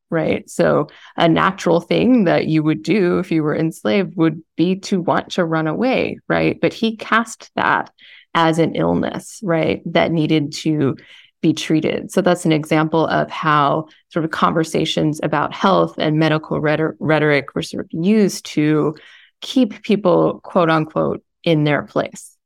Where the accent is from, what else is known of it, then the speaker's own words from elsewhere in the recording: Columbia, Missouri, United States; I grew up in Columbia, Missouri